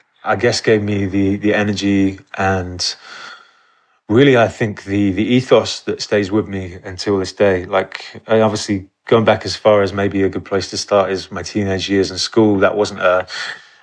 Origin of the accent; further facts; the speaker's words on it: Exeter, South West England, United Kingdom; moved away; growing up in Exeter and Devon, that was my kind of upbringing